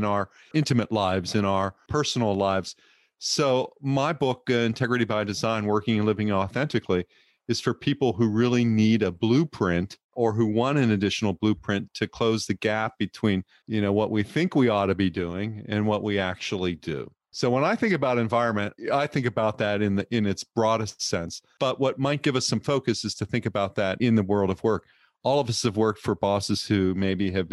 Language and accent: English; California, United States; I'm a Californian. I live in the Bay Area